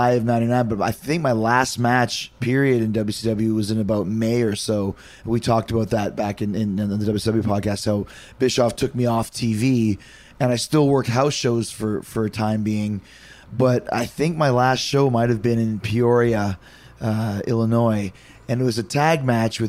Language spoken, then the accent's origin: English; Winnipeg, Manitoba, Canada; I grew up in Winnipeg